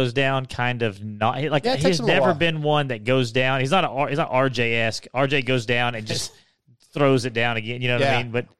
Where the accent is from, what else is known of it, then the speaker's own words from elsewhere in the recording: East Texas, United States; I'm also from East Texas.